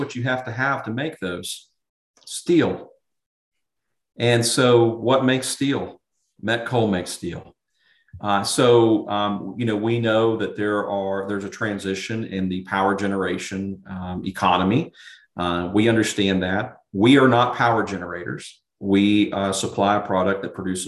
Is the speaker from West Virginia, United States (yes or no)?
yes; Charleston, West Virginia, United States; I grew up in and around Charleston, West Virginia